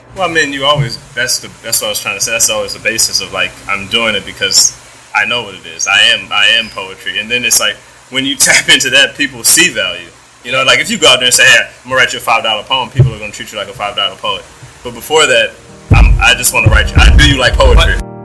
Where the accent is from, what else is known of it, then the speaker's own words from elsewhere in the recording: United States; being American and being brought up in this economy